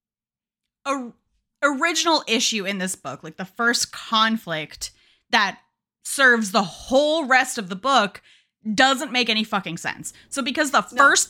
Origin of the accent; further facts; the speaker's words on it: United States; accent: American; I have this chunky American tongue